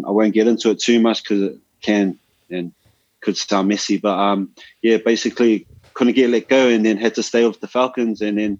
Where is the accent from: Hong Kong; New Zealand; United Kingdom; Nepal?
New Zealand; I'm not from here. This is not where I'm from. Like, I'm from, like, you know, I'm from New Zealand. So I'm going to come bring my New Zealand style here.